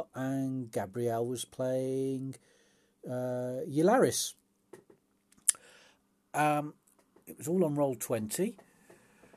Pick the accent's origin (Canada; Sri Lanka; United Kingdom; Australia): United Kingdom; England; I'm English